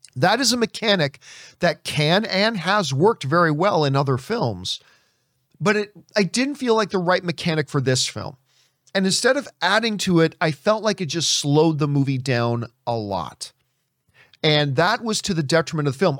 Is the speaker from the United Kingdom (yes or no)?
no; Halifax, Nova Scotia, Canada; moved away; Sidney Crosby, who's from my hometown. Um, at least the town I was born in. He's from Halifax as well.